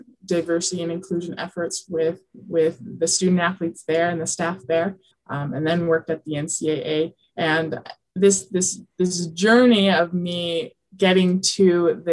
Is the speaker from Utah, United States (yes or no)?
yes; Alpine, Utah, United States; also born or lived in New Mexico / Mexico City / Indiana; I grew up in Utah, went to Lone Peak High School down in Alpine, Utah